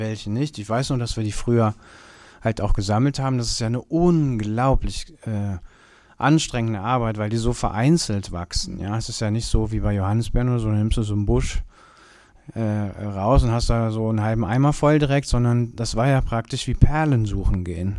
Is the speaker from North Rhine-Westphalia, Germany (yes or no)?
yes; Bergisches Land, North Rhine-Westphalia, Germany; now in Cologne, Germany; ich bin im Bergischen Land groß geworden